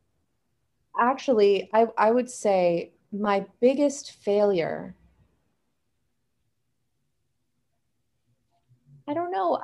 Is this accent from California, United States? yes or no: yes; Silicon Valley, California, United States; I myself was born and raised in Silicon Valley